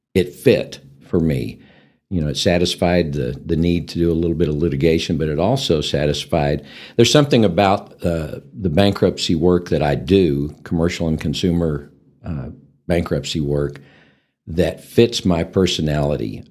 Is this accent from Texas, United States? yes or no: yes; Amarillo, Texas, United States; also born or lived in Hereford, Texas; I'm actually born and raised in Amarillo, Texas, and, uh, lived here all my life